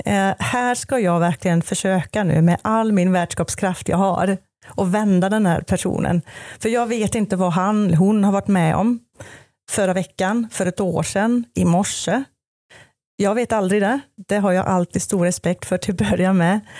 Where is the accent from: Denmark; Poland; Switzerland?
Switzerland; moved away as an adult; now in Sweden; jag är född och uppvuxen i Schweiz och gjorde en klassisk resebyråutbildning där nere